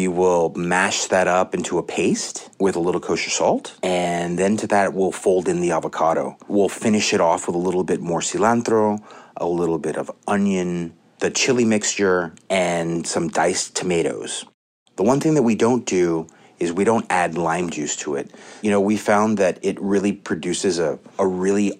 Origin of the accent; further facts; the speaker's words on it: Laredo, Texas, United States; now in New York City, United States; I'm based in New York City, but I was born and raised in South Texas in a town called Laredo, Texas.